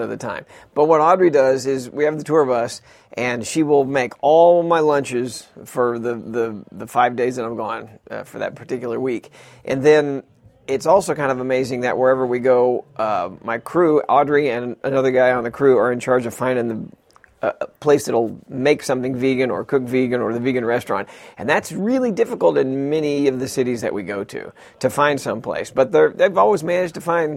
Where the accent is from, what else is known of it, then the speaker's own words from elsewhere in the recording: Texas, United States; I grew up in Texas